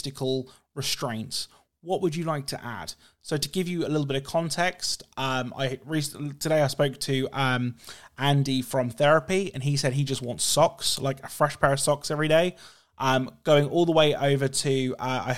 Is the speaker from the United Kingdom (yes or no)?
yes; United Kingdom; being British